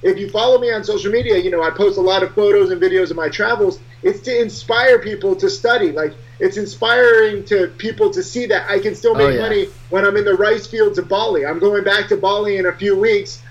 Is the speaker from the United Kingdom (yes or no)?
no; Connecticut, United States; moved away; I'm from a small town in Connecticut